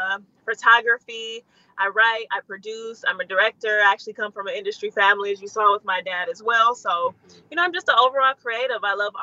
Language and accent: English; Detroit, Michigan, United States; moved away as an adult; also born or lived in Washington, D.C.; now in Atlanta, United States; So I am originally from Detroit, born in D.C., but raised in Detroit. I moved there when I was about one. Made the jump to move to Atlanta maybe about 4 or 5 years ago.